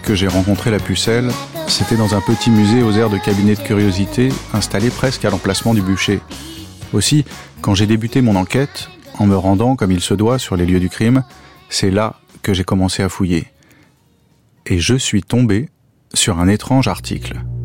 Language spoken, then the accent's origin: French; Rouen, Normandy, France; j'ai grandi à Rouen